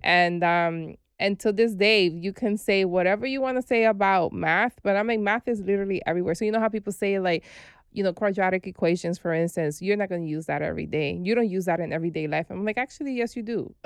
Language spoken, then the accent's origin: English; New York City, New York, United States; also born or lived in Brooklyn; We were raised in the Bronx